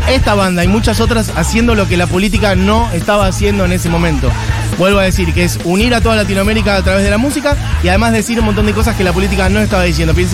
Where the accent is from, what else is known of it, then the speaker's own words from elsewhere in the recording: Ayacucho, Buenos Aires Province, Argentina; Iban a mi pueblo, Ayacucho, un montón.